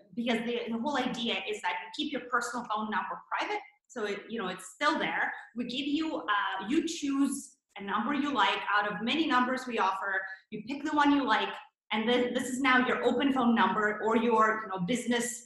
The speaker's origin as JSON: {"language": "English", "country": "Canada", "also_born_or_lived": "Toronto, Canada", "moved": "as an adult", "lives_now": "San Francisco, United States", "said": "both of us are Canadians. We came to San Francisco from Toronto"}